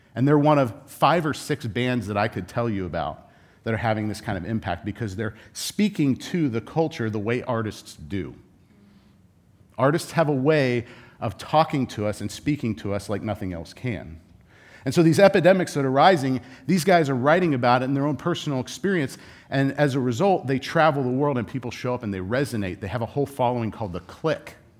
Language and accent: English; Southern California, United States; I grew up in Southern California.